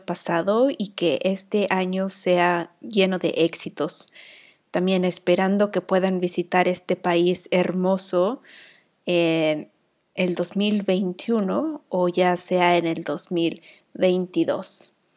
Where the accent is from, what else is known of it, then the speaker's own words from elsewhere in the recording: Mexico; now in Iceland; soy la vikinga mexicana